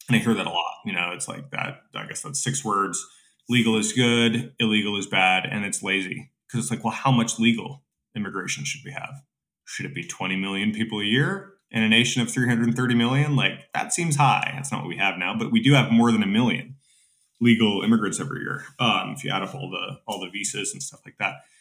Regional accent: United States; as an American

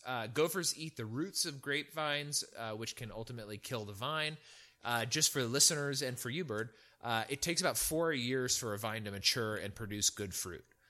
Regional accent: Central California, United States; moved away; also born or lived in Virginia; I grew up in Central California

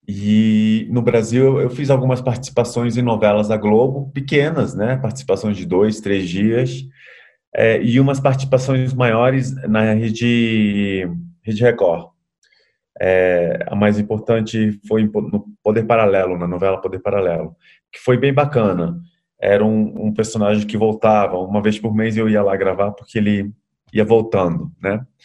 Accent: Bolivia; Portuguese is a second language; É, sou boliviano, metade boliviano, metade. Bom, boliviano brasileiro, mas nascido na Bolívia.

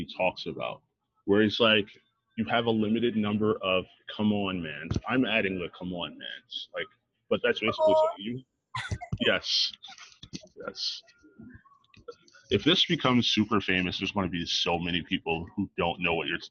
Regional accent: Philadelphia, Pennsylvania, United States; I'm from Philly

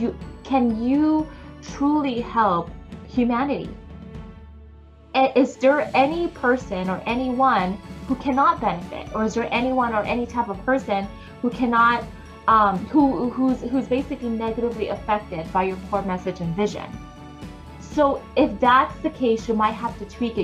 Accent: Philippines; I am Filipino

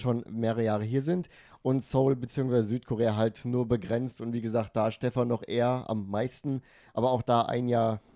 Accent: Frankfurt, Hesse, Germany; moved away as an adult; now in Tokyo, Japan; Frankfurt, also meine Heimatstadt Frankfurt

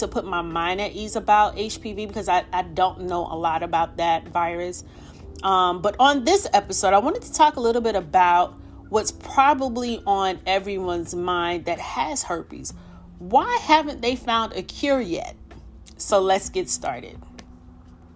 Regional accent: New York City, New York, United States; moved away; my hometown of the Bronx, New York

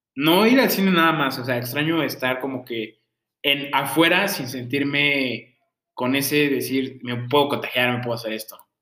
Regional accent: Mexico City, Mexico; moved away; yo vengo de la Ciudad de México

